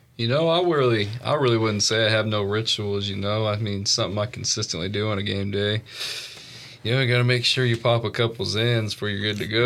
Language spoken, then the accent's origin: English; Evansville, Indiana, United States; moved away; I'm from uh, Evansville, Indiana.